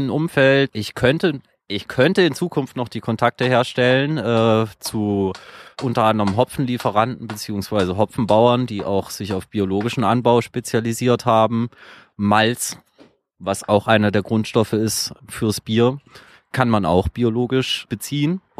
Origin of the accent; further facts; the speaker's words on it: Leipzig, Saxony, Germany; Äh, ich komme aus Leipzig.